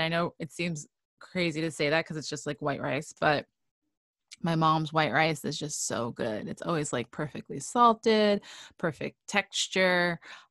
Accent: New York City, New York, United States; moved away; I grew up in New York City.

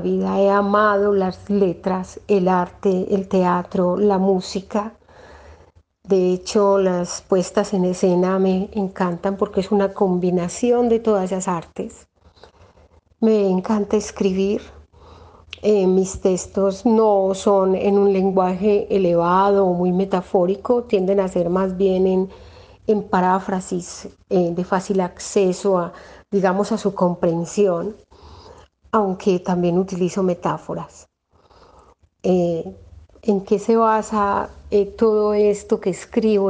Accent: Rionegro, Antioquia, Colombia; soy de acá de Río Negro, Antioquia

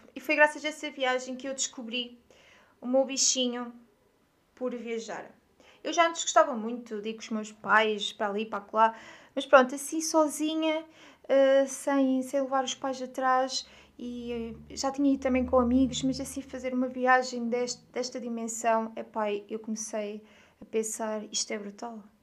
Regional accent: Aveiro, Centro, Portugal; also born or lived in Coimbra / Lisbon; eu sou de Aveiro. Aveiro é uma cidade que se situa no litoral norte de Portugal. E hum, eu nem sempre vivi em Aveiro. Eu estudei em Coimbra, em Lisboa

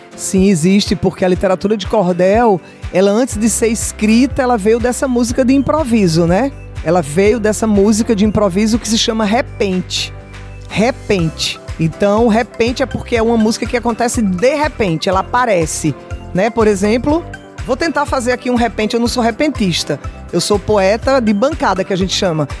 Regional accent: Brazil; No Brasil a gente tem calor e verão o ano inteiro, a gente não tem neve nunca no Brasil. E na minha terra a gente também não tem inverno

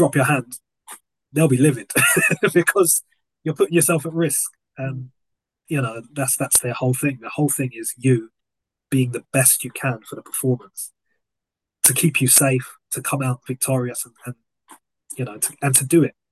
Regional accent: London, United Kingdom; moved away; growing up in South London meant green everywhere

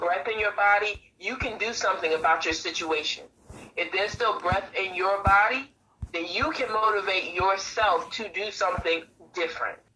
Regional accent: New York City, New York, United States; moved away as an adult; now in North Carolina, United States; I was originally born and raised in Brooklyn, New York

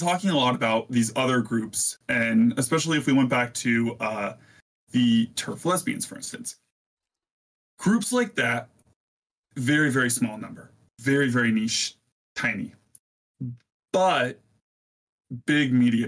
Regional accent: Virginia, United States; moved away as an adult; now in Ohio, United States; I'm from Virginia and I recently moved to Ohio.

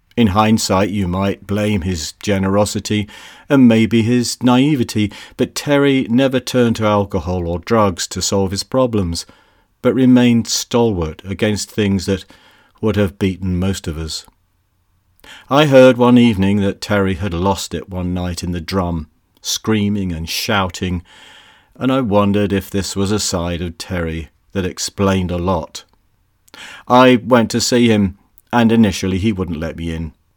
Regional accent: United Kingdom; also born or lived in Bristol; Being British

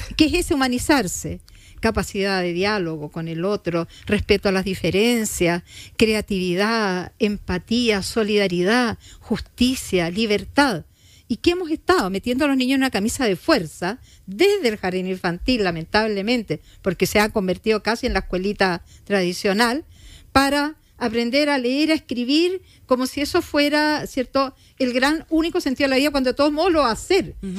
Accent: Chile; como chilenos

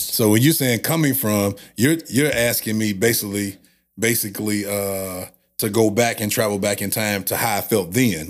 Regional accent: St. Louis, Missouri, United States; I grew up on the west side of Saint Louis.

